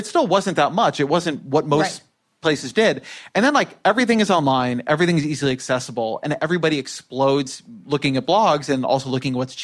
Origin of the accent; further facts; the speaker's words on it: Irvine, California, United States; moved away; also born or lived in Washington, D.C.; I grew up in Irvine